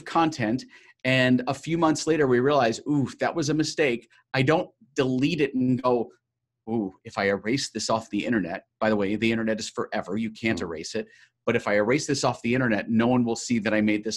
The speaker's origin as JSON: {"language": "English", "region": "New York", "country": "United States", "said": "I'm a New Yorker, so I'm pretty hardcore"}